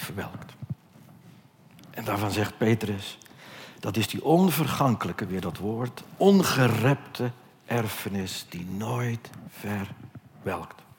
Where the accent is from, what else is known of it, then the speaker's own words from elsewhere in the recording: Netherlands; wij Nederlanders